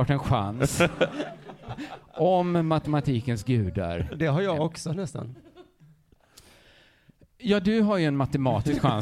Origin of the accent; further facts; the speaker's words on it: Sweden; vi är väl ändå svenskar?